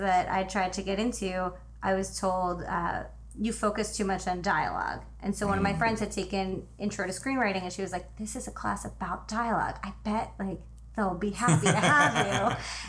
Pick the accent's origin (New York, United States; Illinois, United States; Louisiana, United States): New York, United States; New York City; moved away as an adult; also born or lived in Boston; now in Los Angeles, United States; I am from Brooklyn, New York.